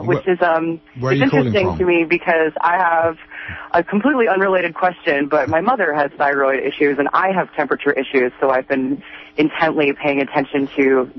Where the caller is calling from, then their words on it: Redway, California, United States; Yeah, I'm calling from Redway.